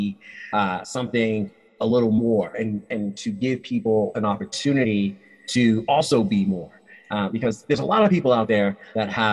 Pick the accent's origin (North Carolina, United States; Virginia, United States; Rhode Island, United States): Rhode Island, United States; moved away as an adult; also born or lived in Nevada; I was born and raised in Rhode Island.